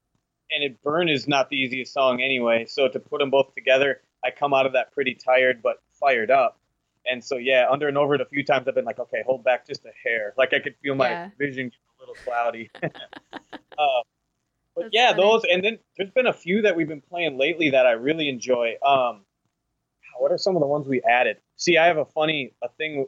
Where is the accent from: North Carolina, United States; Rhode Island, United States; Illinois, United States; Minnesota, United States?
Minnesota, United States; my home state here